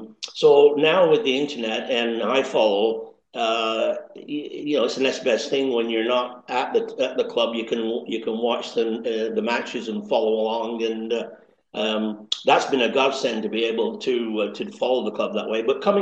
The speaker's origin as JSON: {"language": "English", "town": "Accrington", "region": "North West England", "country": "United Kingdom", "tie": "born or raised there", "accent": "Lancashire crossover Canadian", "said": "Well, I was born and raised in Accrington. In fact, actually, the first street I lived on was Stanley Street."}